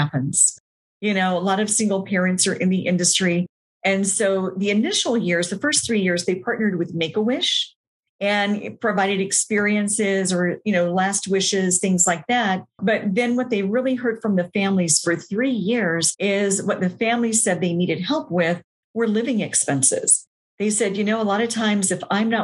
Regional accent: Nashville, Tennessee, United States; moved away as an adult; also born or lived in Atlanta, Georgia; decided to move from Atlanta back to my hometown of Nashville

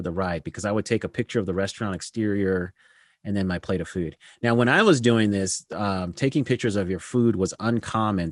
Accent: Denver, Colorado, United States; also born or lived in Aurora, Colorado; I grew up in Denver, Colorado. Uh, and first, the part of my life, then moved to a suburb called Aurora, Colorado. So that's where I grew up

